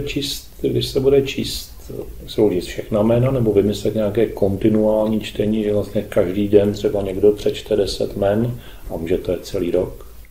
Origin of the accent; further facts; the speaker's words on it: Czechia; My jsme přece ti Češi